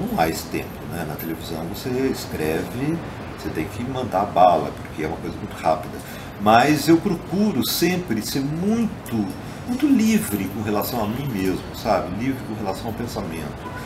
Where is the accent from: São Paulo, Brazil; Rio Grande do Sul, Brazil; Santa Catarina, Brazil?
São Paulo, Brazil; Botucatu; moved away as an adult; now in São Paulo, Brazil; eu saí de Botucatu com uns 18 anos de idade estou com 62. Então, esse tempo todo eu morei aqui e fora, você viu também, mas basicamente São Paulo.